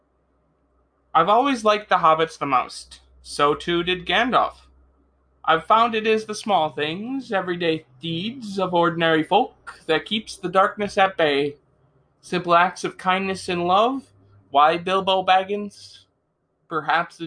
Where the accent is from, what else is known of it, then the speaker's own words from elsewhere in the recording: Upper Peninsula of Michigan, United States; Growing up in the Upper Peninsula of Michigan, the UP, has been a blessing and a curse in many ways